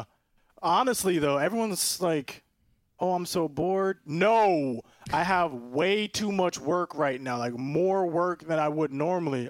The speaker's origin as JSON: {"language": "English", "town": "Orlando", "region": "Florida", "country": "United States", "tie": "born or raised there", "said": "I'm from Orlando, born in Orlando. four oh seven represent Doctor Phillips"}